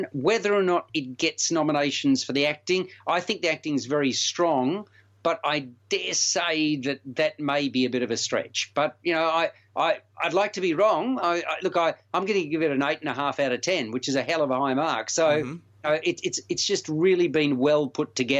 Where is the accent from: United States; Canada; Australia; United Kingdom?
Australia; accent: Australian; it just amazed me how strong our accent is